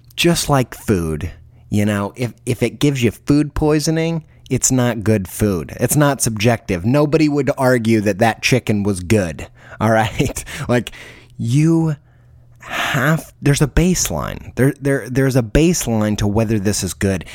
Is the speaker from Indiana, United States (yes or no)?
yes; Indiana, United States; I grew up in Indiana.